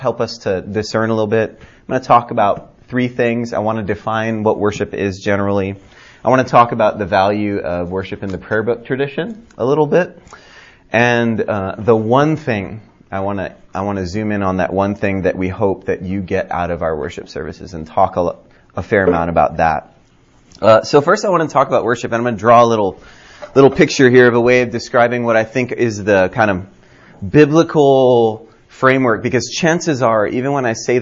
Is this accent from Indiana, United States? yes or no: no; Hawaii, United States; moved away; also born or lived in California / Denver, Colorado / Fort Lauderdale, Florida; I grew up in Hawaii